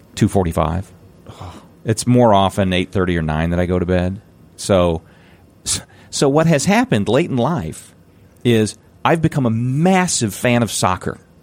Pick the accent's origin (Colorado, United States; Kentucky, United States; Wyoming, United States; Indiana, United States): Indiana, United States; doing this in my hometown